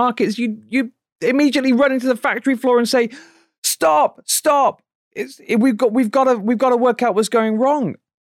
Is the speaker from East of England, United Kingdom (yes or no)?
no; Manchester, North West England, United Kingdom; like we were when I was growing up in Manchester, England, you know, 30, 40 years ago.